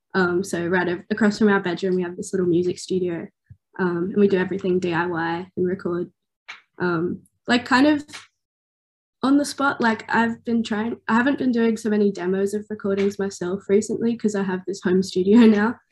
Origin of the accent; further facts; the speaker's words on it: Newcastle, New South Wales, Australia; I'm from Newcastle.